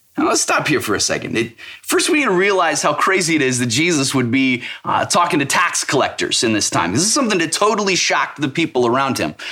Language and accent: English; Missouri, United States; I'm from Missouri. It's called the show me state for a reason.